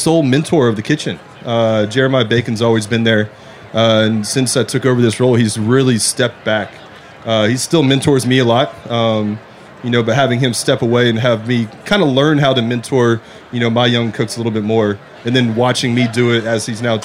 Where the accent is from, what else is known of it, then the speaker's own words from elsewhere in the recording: Orlando, Florida, United States; moved away as an adult; also born or lived in Macon, Georgia / Yellowstone National Park; Born and raised in Orlando, Florida